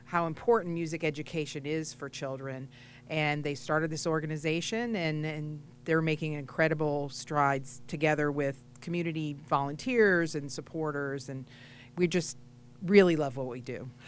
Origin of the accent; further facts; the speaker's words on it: New England, United States; now in South Florida, United States; I am originally from New England, but I'm now here in South Florida